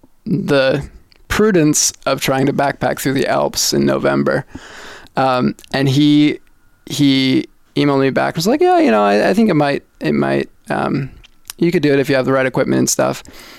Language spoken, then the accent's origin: English; West Coast, United States; I was born on the East Coast, right. but moved to the West Coast that's when right. I was like two. So I'm that's right for all intents and purposes a West yeah, Coaster.